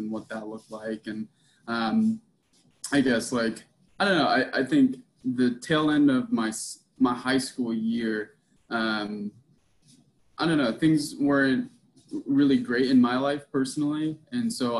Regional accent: Pasadena, California, United States; moved away as an adult; also born or lived in Waynesburg, Pennsylvania / Morgantown, West Virginia; now in Charleston, United States; I'm originally from Pasadena, California, which is right outside Los Angeles, and I live in Charleston, West Virginia, right now

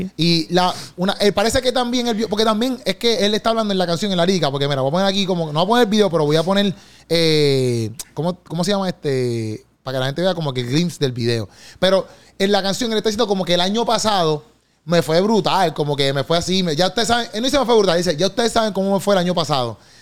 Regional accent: Puerto Rico; accent: boricua; nosotros tenemos como que nuestro propio dialecto aquí de, de boricua, boricua style

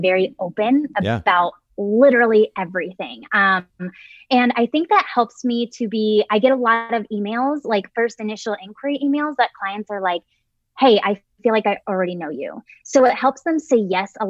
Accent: Illinois, United States; now in Colorado, United States; I'm originally from Illinois and I moved to Colorado

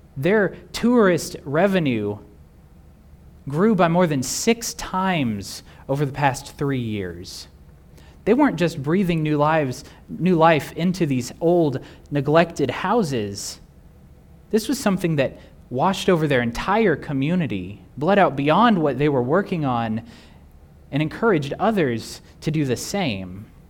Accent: Texas, United States; Growing up in Texas

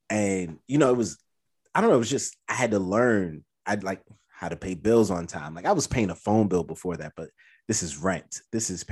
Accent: New York City, New York, United States; I'm from Brooklyn

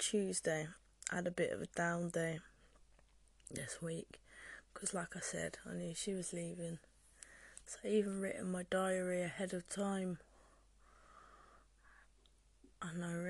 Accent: Oxford, South East England, United Kingdom; now in Cornwall, United Kingdom; I am from Oxford

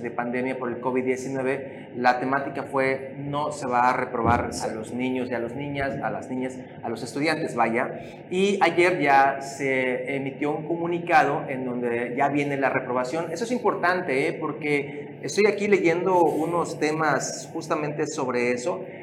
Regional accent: Mexico; nos volvemos locos como mexicanos

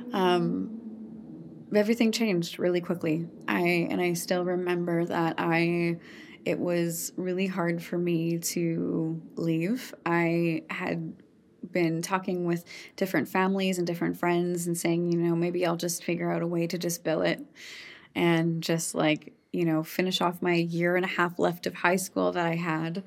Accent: Saskatchewan, Canada; I am born and raised in Saskatchewan

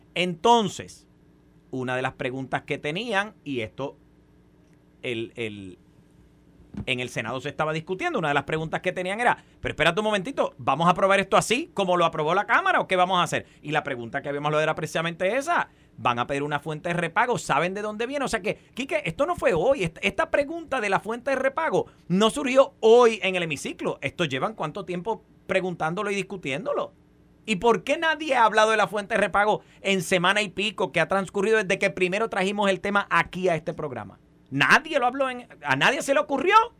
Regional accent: Puerto Rico; nosotros como puertorriqueños y puertorriqueñas

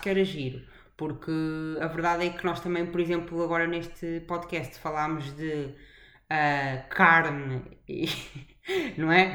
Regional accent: Portugal; moved away; sou portuguesa

